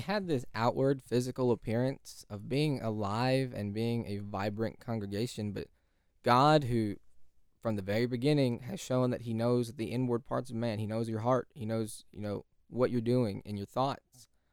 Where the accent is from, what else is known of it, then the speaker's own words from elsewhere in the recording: California, United States; now in Texas, United States; California is home